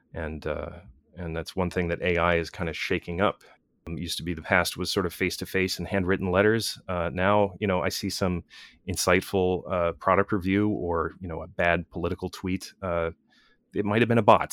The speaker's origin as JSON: {"language": "English", "country": "United States", "said": "built into my culture as an American"}